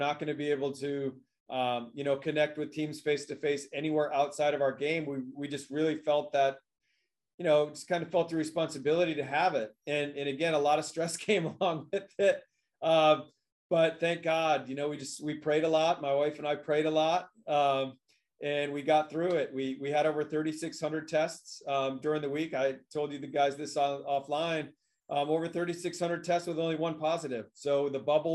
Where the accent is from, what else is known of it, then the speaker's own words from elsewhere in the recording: Michigan, United States; moved away; the state of Michigan here in the United States, which is my home state.